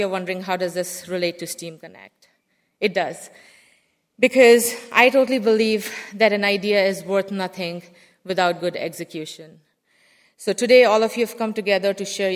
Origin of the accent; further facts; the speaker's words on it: India; moved away; I grew up in India where there was a very heavy focus on science and math